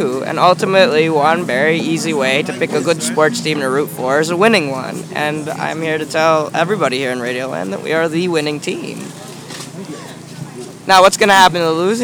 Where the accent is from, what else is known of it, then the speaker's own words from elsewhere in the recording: Washington, District of Columbia, United States; here in my hometown, Washington, D.C.